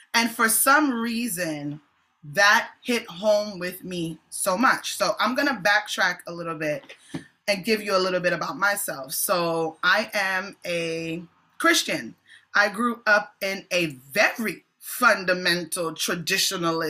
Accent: Jamaica; I'm a Jamaican apostolic

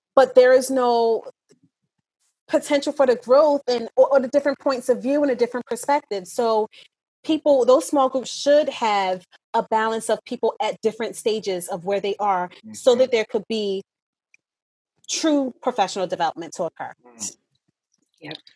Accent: New Jersey, United States; I grew up in South Jersey, in an inner city

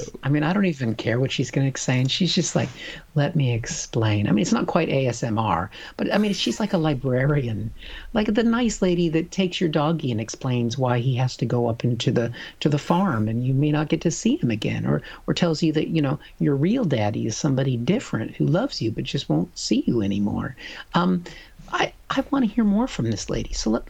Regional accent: United States; moved away as an adult; now in London, United Kingdom; I'm an American

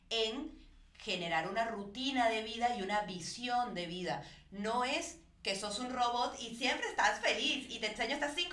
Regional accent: Venezuela; moved away; pobrecita yo, que me vine de Venezuela

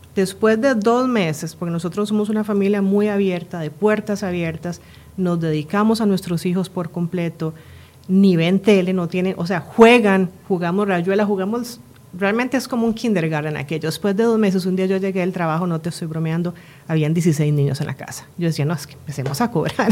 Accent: Costa Rica; moved away; also born or lived in Spain; yo soy tica española, mi esposa es suiza, nos movemos a Costa Rica por temas de trabajo, regresamos al país después de muchos años

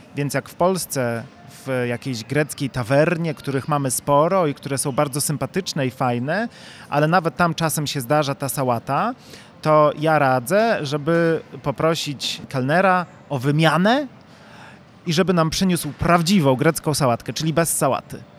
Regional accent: Chojnów, Lower Silesian Voivodeship, Poland; Ja sam jestem z Chojnowa, a więc e, z mm, bliskiej okolicy 30, Legnicy

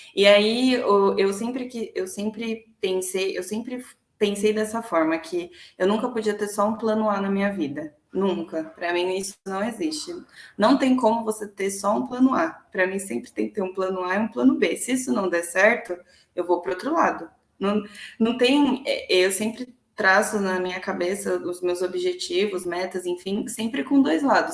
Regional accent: Santo André, São Paulo, Brazil; also born or lived in São Bernardo do Campo; Sempre morei em Santo André, nunca morei em outra cidade

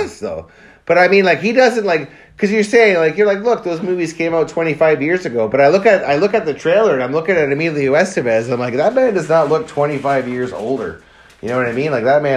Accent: Hamilton, Ontario, Canada; I'm from Hamilton. We're known as gangsters.

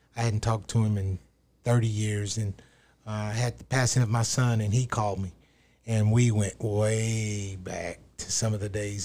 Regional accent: Seminole, Texas, United States; I grew up in West Texas in Seminole

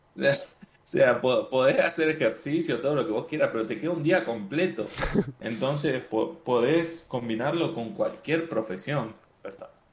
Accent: Argentina; now in Medellín, Colombia; soy argentino, ahora estoy viviendo en, en Medellín, Colombia

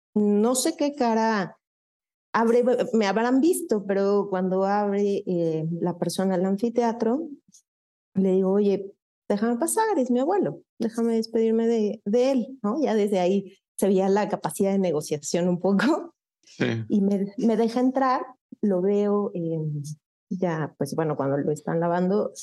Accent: Mexico City, Mexico; also born or lived in Ciudad Satélite, State of Mexico; now in State of Mexico, Mexico; yo soy originaria de la Ciudad de México, ahora vivo en, en el Estado de México, siempre he sido, aunque nací en Ciudad, eh, de México, en aquel entonces Distrito Federal, eh, me escucho joven, pero ya no soy tan joven. siempre he sido sateluca

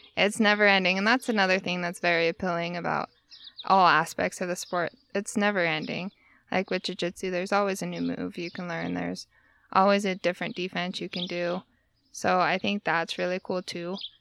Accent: Tooele, Utah, United States; also born or lived in Providence / Sweden; I actually grew up in Tooele, Utah

